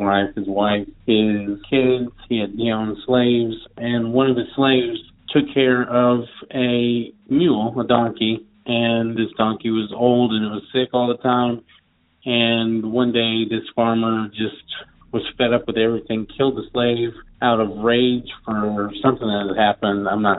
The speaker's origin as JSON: {"language": "English", "town": "Bardstown", "region": "Kentucky", "country": "United States", "tie": "born or raised there", "also_born_or_lived": "Louisville", "said": "Like I said, I'm from Louisville, Kentucky, but I grew up in Bardstown, Kentucky, which is a pretty historical small town about 45 minutes south of Louisville."}